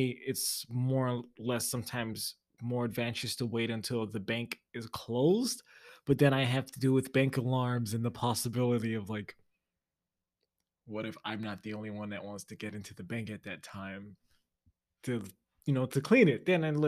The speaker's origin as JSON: {"language": "English", "region": "the South", "country": "United States", "said": "I won't speak for sure since I'm from the South."}